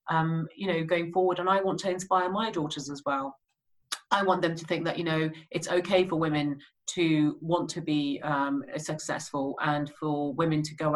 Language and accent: English; Birmingham, West Midlands, United Kingdom; growing up in Birmingham in the 80s and 90s